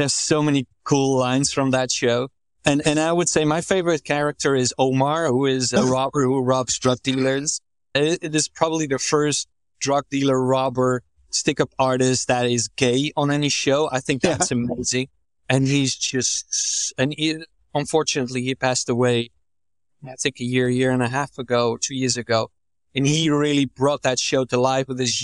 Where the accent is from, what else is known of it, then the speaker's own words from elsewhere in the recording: Netherlands; I'm from the Netherlands.